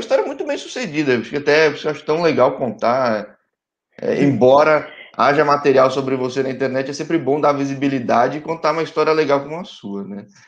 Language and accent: Portuguese; São Paulo, Brazil; also born or lived in São José dos Campos; Sou de São Paulo